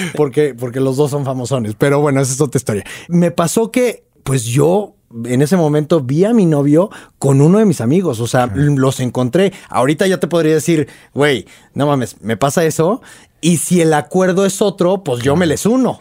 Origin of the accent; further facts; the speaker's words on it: Monterrey, Nuevo León, Mexico; moved away as an adult; now in Mexico City, Mexico; todavía vivía en Monterrey